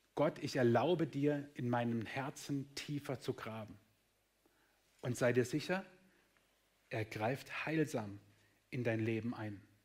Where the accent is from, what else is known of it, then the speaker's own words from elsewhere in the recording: Germany; wir sind Deutsche